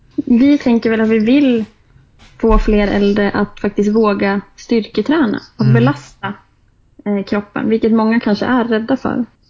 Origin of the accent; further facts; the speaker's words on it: Jämtland, Sweden; moved away as an adult; now in Stockholm, Sweden; Jag är ju från Jämtland så att det är mycket skidåkning för min